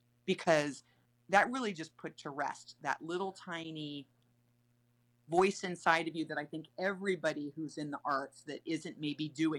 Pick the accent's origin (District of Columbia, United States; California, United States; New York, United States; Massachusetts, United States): California, United States; Sacramento; I'm from Sacramento. No one in my family is in the arts